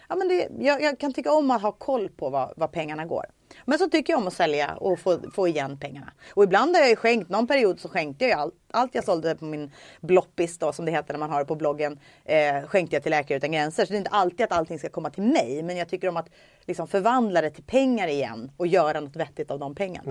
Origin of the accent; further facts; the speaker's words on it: Stockholm, Stockholm County, Sweden; jag är uppvuxen i Stockholm